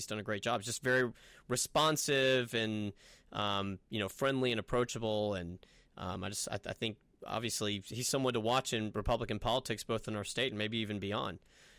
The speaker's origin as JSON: {"language": "English", "town": "Knoxville", "region": "Tennessee", "country": "United States", "moved": "yes", "said": "I'm from Knoxville, still have a lot of family in Knoxville and friends in Knoxville"}